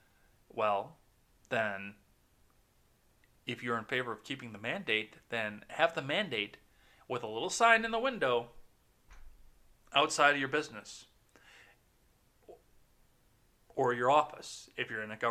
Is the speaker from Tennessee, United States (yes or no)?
no; Wisconsin, United States; my home state